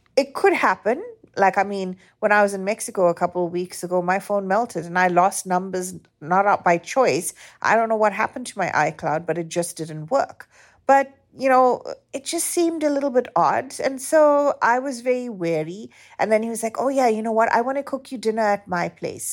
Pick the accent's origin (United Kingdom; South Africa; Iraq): South Africa; moved away; growing up in South Africa